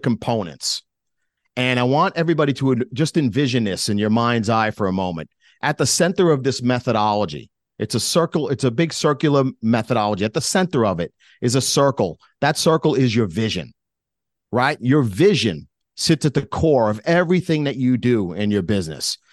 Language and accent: English; New York, United States; being a New Yorker, yeah, I'm very direct like